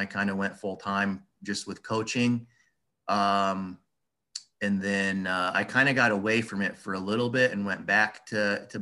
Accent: Des Moines, Iowa, United States; I'm from Des Moines, like I told you before, and in Iowa

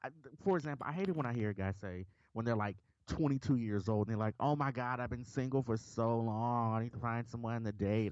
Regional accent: Memphis, Tennessee, United States; I'm, I'm from Memphis

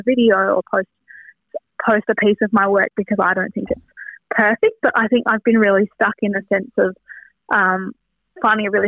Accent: Wynyard, Tasmania, Australia; growing up in Wynyard

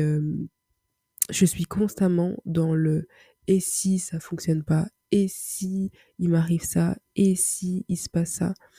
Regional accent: Paris, Île-de-France, France; je suis d'origine euh, congolaise, je vis, je suis née à Paris, donc j'évolue je, je, grandis dans une culture euh, occidentale.

